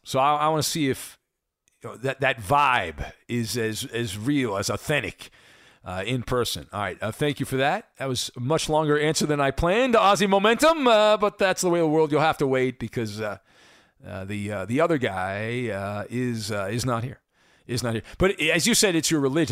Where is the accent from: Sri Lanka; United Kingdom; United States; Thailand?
United States; Orange County, California; I grew up in Orange County, so I actually went to the Big A more than I went to Dodger Stadium